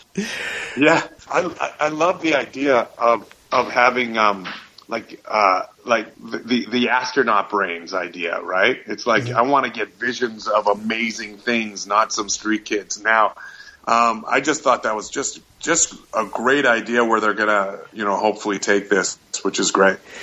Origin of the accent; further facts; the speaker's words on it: Winnipeg, Manitoba, Canada; my hometown of Winnipeg, Manitoba